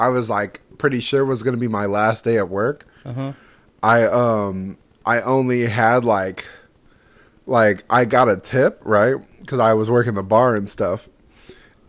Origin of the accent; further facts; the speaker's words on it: Houston, Texas, United States; growing up in Houston